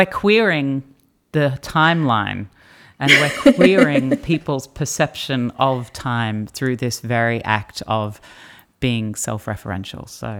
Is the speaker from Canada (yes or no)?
no; Australia; moved away; as someone who has lived overseas for the last sort of 12 years and part of my identity is about being an Australian who doesn't live here